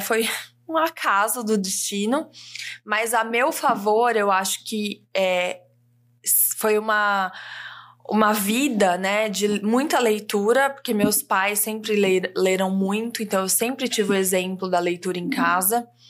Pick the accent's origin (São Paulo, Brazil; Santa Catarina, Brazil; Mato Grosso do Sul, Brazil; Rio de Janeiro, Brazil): São Paulo, Brazil; Ribeirão Preto; moved away as an adult; now in São Paulo, Brazil; uma menina do interior de São Paulo, nasci em Ribeirão Preto e morei em Ribeirão, fiz faculdade lá. Daí, com 21 anos, vim para São Paulo.